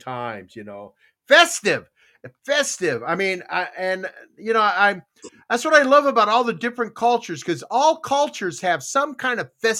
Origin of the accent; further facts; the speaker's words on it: Yuma, Arizona, United States; also born or lived in Tucson; now in Vancouver, Washington, United States; I grew up around Yuma.